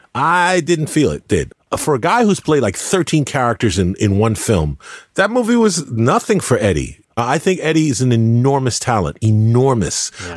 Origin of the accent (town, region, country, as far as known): United States